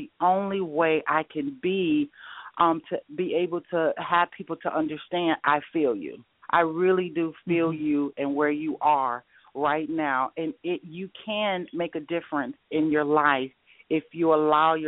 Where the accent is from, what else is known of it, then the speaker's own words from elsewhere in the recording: Detroit, Michigan, United States; moved away as an adult; also born or lived in Atlanta; now in Arizona, United States; I'm from Detroit, Michigan, so I do understand about the snow for years, and I moved to Arizona about almost 2 years ago